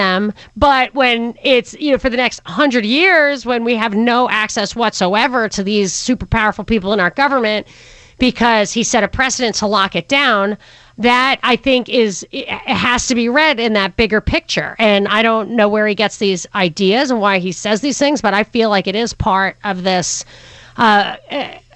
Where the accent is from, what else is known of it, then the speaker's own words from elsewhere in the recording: Rockland County, New York, United States; I'm from Rockland County, New York